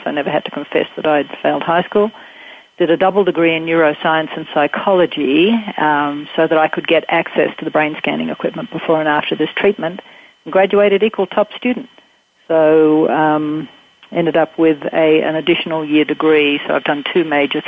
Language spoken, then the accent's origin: English; Australia; Growing up in Australia, we have the British system